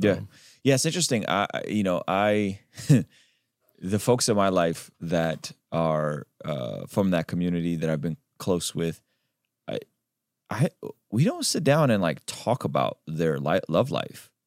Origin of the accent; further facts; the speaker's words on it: Baku, Azerbaijan; moved away; I'm Armenian, but we grew up in Azerbaijan